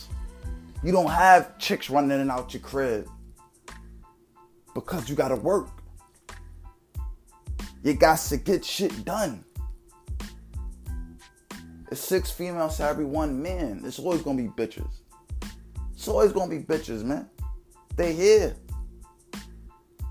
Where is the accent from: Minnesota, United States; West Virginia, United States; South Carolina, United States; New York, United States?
New York, United States; New York City; I'm from the hole, I'm from the Bronx